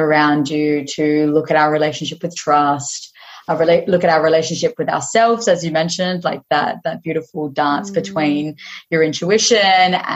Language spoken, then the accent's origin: English; Western Australia, Australia; I was this stranger from Aussie that had just rocked up in Hawaii